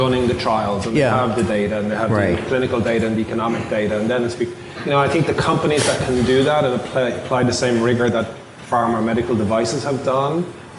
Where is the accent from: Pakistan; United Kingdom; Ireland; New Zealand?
Ireland; accent: Irish; now in Boston, United States; So I moved from Ireland to Boston.